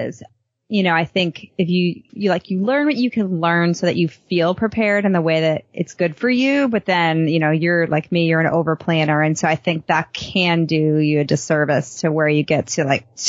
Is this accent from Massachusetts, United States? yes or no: yes; Boston, Massachusetts, United States; also born or lived in Chicago; as a kid, I grew up in Boston and Chicago, where the summers were the time we had good weather. So when I moved to Texas, I really struggled with it